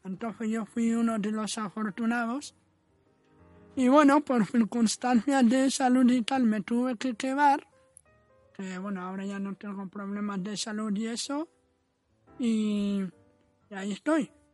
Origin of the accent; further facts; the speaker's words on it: Western Sahara; also born or lived in Sahrawi refugee camps; now in Spain; yo soy saharaui, llevo 18 años, años en España, vivo con una familia española